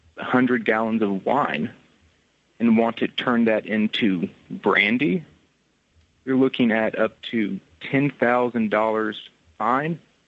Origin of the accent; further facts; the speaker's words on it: Tennessee, United States; now in Scotland; I'm originally from Tennessee, but currently I'm over in Scotland.